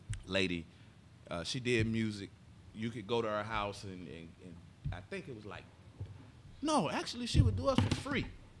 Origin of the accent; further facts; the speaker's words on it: Jacksonville, Florida, United States; Be Fresh from Jacksonville, Florida, my hometown, Jacksonville, Florida.